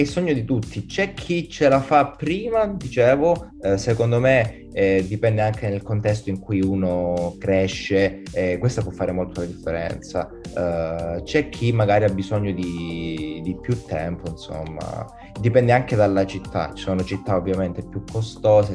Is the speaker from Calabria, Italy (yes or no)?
yes; Calabria, Italy; moved away as an adult; now in Milan, Italy; sono calabrese, credo si senta